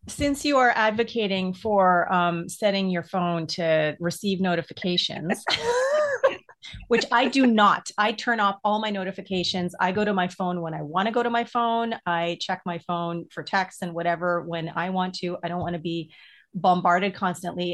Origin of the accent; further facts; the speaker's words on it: Edmonton, Alberta, Canada; when I was younger growing up in Edmonton, um, which is in Alberta, the part of the prairies